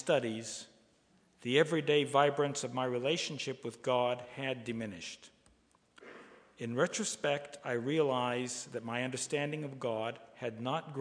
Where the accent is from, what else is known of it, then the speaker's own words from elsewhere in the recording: Oak Ridge, Tennessee, United States; My hometown of Oak Ridge